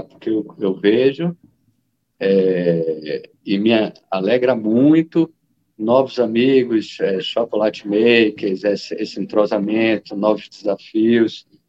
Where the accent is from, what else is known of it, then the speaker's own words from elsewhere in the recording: Salvador, Bahia, Brazil; moved away as an adult; now in Vale do Jequitinhonha, Brazil; Eu, na verdade, fui é, criado em Salvador, nasci em Salvador